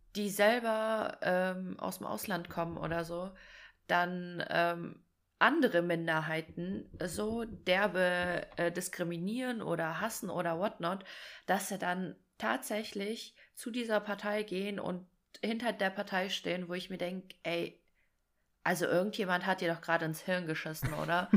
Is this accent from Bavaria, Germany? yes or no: no; Fulda, Hesse, Germany; ich komme ja aus Fulda